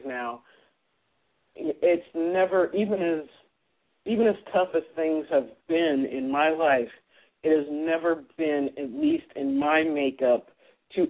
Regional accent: Fresno, California, United States; I grew up in Fresno, California.

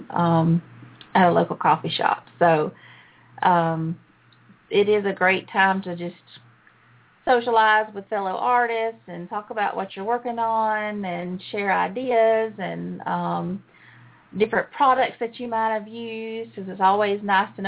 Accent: Surprise, Arizona, United States; well, I'm from Surprise actually, so I know.

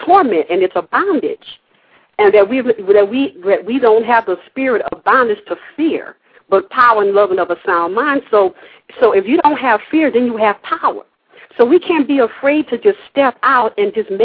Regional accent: Louisiana, United States; living in the South, growing up in Louisiana, as in the Gulf Coast, we call it the bottom of the boot

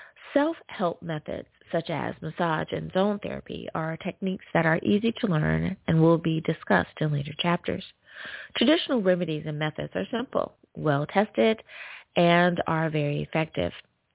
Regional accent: United States; Coming in the number one spot is my home country. Woohoo! Good old US of A.

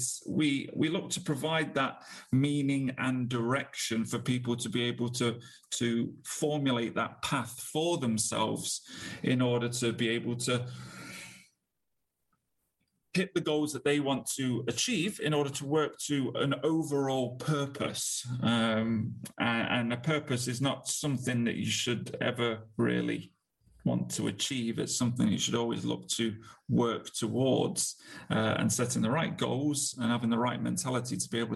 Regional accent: Nottingham, East Midlands, United Kingdom; moved away as an adult; now in Manchester, United Kingdom; I was born and raised in Nottingham

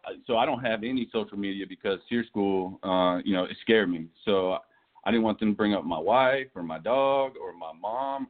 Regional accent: Los Angeles, California, United States; moved away; also born or lived in East Tennessee / Fayetteville, North Carolina / Charlottesville, Virginia / Greenville; I grew up in Los Angeles, California. I was born and raised out there.

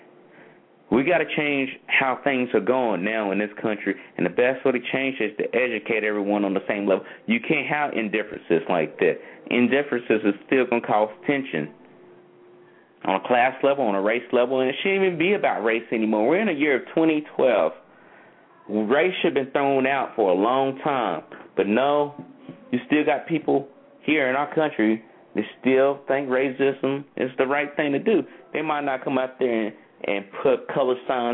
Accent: North Carolina, United States; where I'm from North Carolina

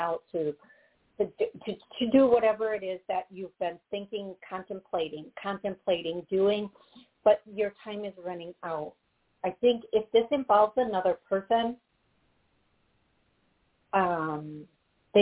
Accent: Midwest, United States; I'm from the Midwest, not South

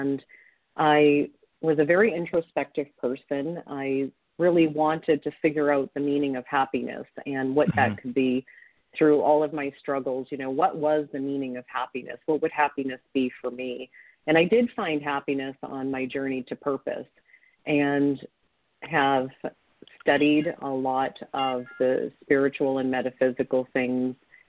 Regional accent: Ontario, Canada; My family, I come from a family of immigrants, and I grew up in Ontario, Canada, on my grandfather's fruit orchard.

